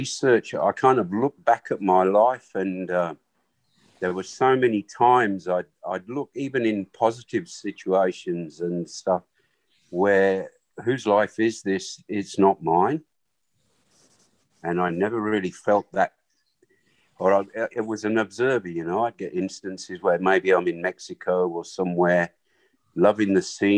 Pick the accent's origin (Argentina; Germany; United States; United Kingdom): United Kingdom; England; first language Swahili; English is a second language; also born or lived in Africa; I was born in Africa and raised by a nanny who was obviously an African woman. And it came to about 6 years old, 5 or 6 years old, where my family took me back to their home, which was England.